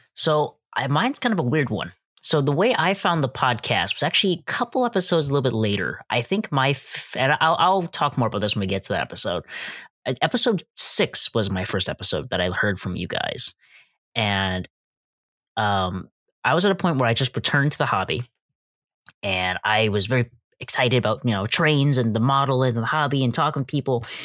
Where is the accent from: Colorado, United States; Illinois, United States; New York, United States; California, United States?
Illinois, United States; West Chicago; I'm from West Chicago